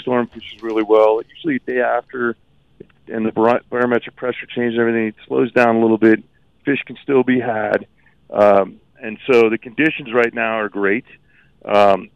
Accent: Miami, Florida, United States; moved away; I grew up in Miami. I'm a sunshine boy

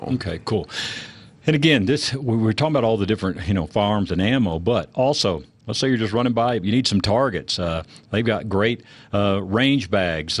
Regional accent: Texas, United States; I grew up in Texas

